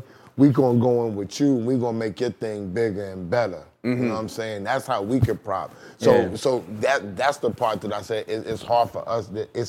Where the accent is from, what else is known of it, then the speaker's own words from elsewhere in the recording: Jamaica, New York, United States; I grew up in Southside Jamaica, my dude.